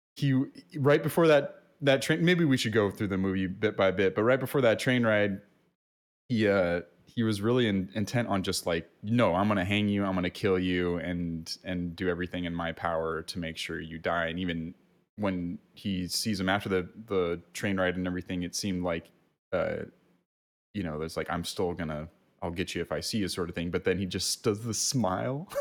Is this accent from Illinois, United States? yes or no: no; California, United States; we're Californians